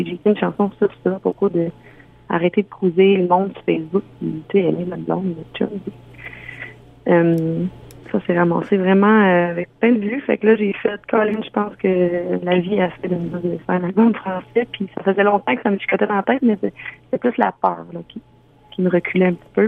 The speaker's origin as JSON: {"language": "French", "region": "Ontario", "country": "Canada", "also_born_or_lived": "Quebec", "moved": "yes", "said": "Je viens d'Ontario"}